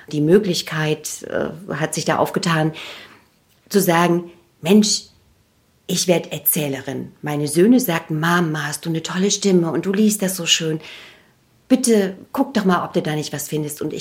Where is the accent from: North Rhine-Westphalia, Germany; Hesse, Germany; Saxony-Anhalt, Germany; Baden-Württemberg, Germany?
Saxony-Anhalt, Germany; Naumburg; bin dann mit fliegenden Fahnen in meine Heimatstadt zurück, und habe dort in der Stadt- und Kreisbibliothek Naumburg als stellvertretende Leiterin angefangen